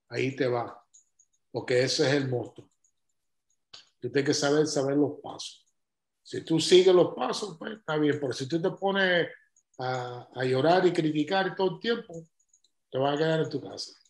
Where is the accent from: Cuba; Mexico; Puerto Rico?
Cuba; digo, no, soy cubano.